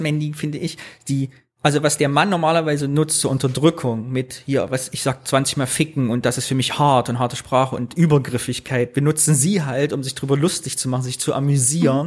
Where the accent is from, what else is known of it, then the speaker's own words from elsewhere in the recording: Thuringia, Germany; moved away; Ich würde gerne wieder nach Thüringen gehen.